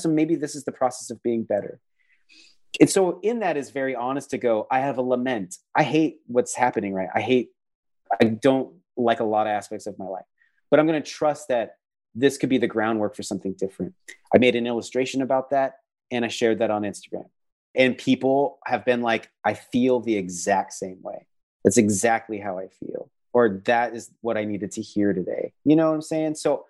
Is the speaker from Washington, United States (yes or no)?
yes; Mukilteo, Washington, United States; I grew up in outside of Seattle, Washington, along the Puget Sound in a little town called Mukilteo. And I'd hear ferry boats and see orca whales.